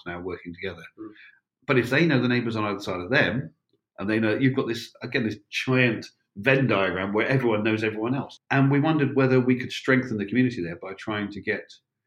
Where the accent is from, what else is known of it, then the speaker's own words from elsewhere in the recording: Penzance, South West England, United Kingdom; moved away; also born or lived in Helston, Cornwall; when I grew up in Cornwall, I lived in a fairly large town. I lived in Penzance, I lived in Helston, fairly large towns